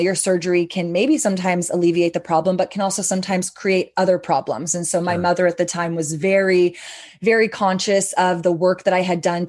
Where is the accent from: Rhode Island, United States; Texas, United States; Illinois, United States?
Texas, United States; Austin; sister-owned, family-owned, born and raised in Austin